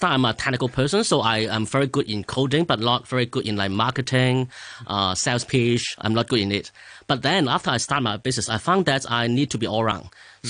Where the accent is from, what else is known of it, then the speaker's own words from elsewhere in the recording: Hong Kong; English is a second language; Okay, so actually I'm grown from Hong Kong and an engineering background.